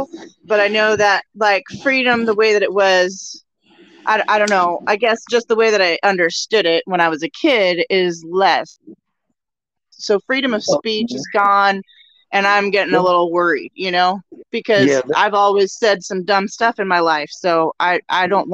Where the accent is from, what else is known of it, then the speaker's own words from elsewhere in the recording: Oregon, United States; I am from Oregon. I'm in Oregon